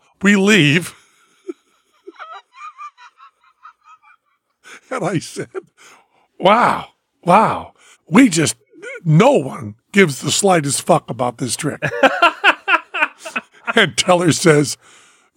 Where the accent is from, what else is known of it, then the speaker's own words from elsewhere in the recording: Massachusetts, United States; moved away; I'm from Massachusetts